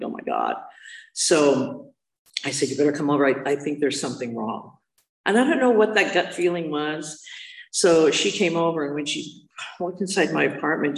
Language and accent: English; Hermosa Beach, California, United States; I grew up in the South Bay, so I grew up in Hermosa Beach